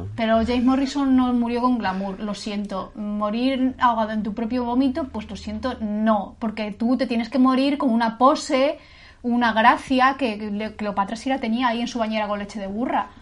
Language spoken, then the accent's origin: Spanish; Castilla-La Mancha, Spain; moved away as an adult; now in Granada, Spain; yo soy manchega de nacimiento, sí que es verdad que soy un poco granadina de adopción porque llevo aquí viviendo 19 años casi